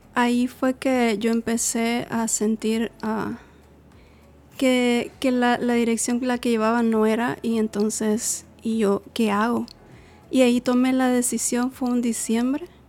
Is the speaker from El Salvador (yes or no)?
yes; El Salvador; moved away; soy salvadoreña